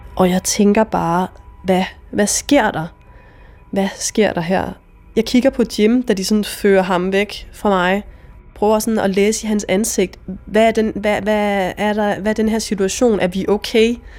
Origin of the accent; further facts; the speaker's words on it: Denmark; moved away; jeg kommer fra Jylland på det her tidspunkt, og jeg er 22 år